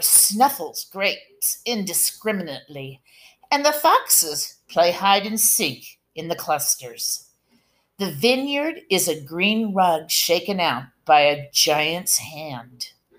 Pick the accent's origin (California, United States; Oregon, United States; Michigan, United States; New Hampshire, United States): Oregon, United States; Medford; now in Gold Beach, United States; So I came from Medford and I moved to Gold Beach. It's about 3 hours apart